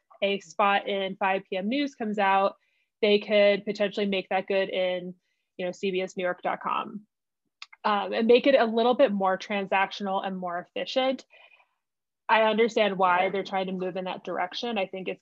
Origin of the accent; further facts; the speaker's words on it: New Jersey, United States; moved away as an adult; now in Denver, United States; I'm originally from New Jersey, but I've lived in Denver seven, 8 years. But New Jersey is definitely home